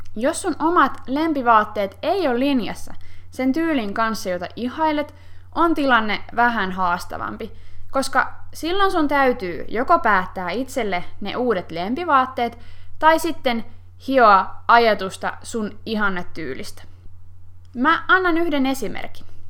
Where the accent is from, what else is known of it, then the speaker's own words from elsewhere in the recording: Finland; me suomalaiset